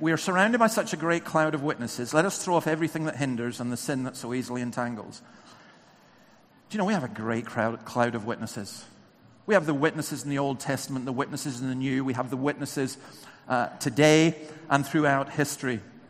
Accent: England, United Kingdom; born there; I love coming down to England. I was born in England, but please don't tell anyone. Back up in Scotland.

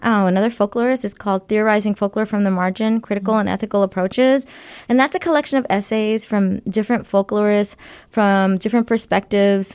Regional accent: Los Angeles, California, United States; moved away as an adult; also born or lived in Berkeley / Philadelphia / Baton Rouge; now in Bloomington, United States; I was born and raised in Los Angeles

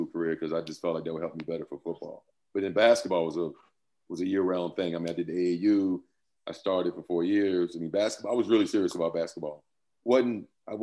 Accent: Yorktown, Virginia, United States; moved away as an adult; also born or lived in Boston, Massachusetts; born and raised in down in Yorktown, Virginia.

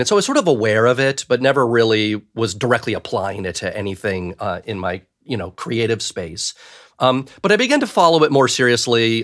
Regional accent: Cleveland, Ohio, United States; I grew up in Cleveland, Ohio

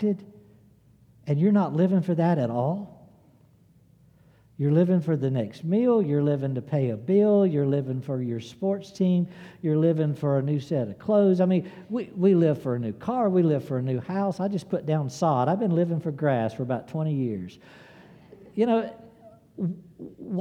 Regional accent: the South, United States; I'm a Southerner

